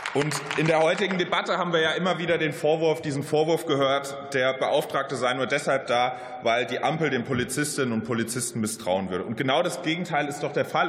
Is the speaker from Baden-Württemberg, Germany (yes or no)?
no; Mainz, Rhineland-Palatinate, Germany; in meiner Heimat Mainz